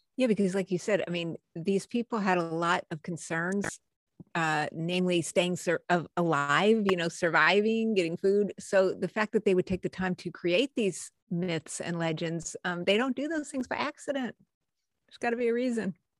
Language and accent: English; New Mexico, United States; I grew up in New Mexico, USA